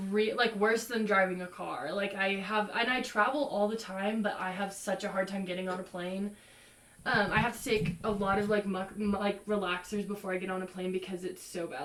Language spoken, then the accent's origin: English; Texas, United States; I'm from Texas